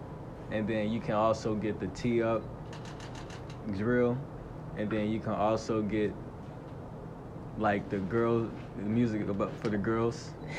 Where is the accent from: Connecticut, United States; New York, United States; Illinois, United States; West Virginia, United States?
Illinois, United States; Chicago; I'm from Chicago. And then I was in Chicago for a little minute as a shorty. And then I moved out to the suburbs at like third grade, fourth grade type shit. And I was out there for a good amount of time.